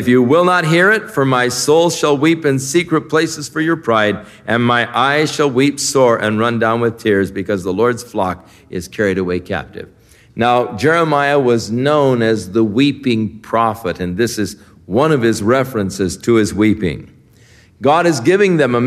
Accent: United States; I'm from the U.S.

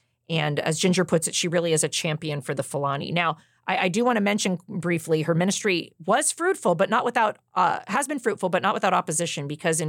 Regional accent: Wenatchee, Washington, United States; And I'm from Wenatchee, Washington. People probably don't know that, but that's where I grew up. And I grew up going to the Wenatchee Free Methodist Church, you know, through my teenage years.

